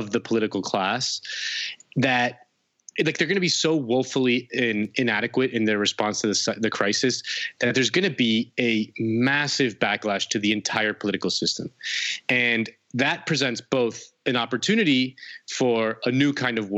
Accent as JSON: {"language": "English", "country": "Spain", "moved": "yes", "lives_now": "United States", "said": "I'm from Spain"}